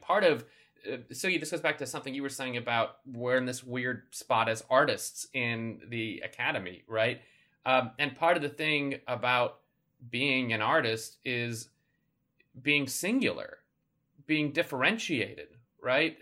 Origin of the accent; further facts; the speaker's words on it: Chicago, Illinois, United States; Growing up in Chicago in the eighties and nineties